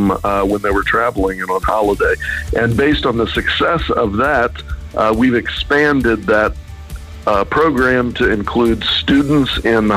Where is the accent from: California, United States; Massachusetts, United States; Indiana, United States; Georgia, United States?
Georgia, United States; accent: southern; moved away as an adult; also born or lived in Reno, Nevada; now in Cork, Ireland; I'm actually originally from Georgia